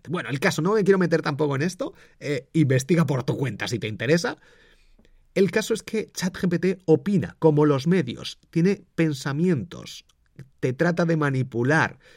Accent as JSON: {"language": "Spanish", "town": "Valladolid", "region": "Castile and León", "country": "Spain", "tie": "born there", "also_born_or_lived": "Madrid", "said": "Yo soy del Real Valladolid, yo nací allí. Siempre cuando me preguntan digo que soy de Madrid para eh, Valladolid. Eh, soy de Madrid, porque he vivido mucho tiempo en Madrid"}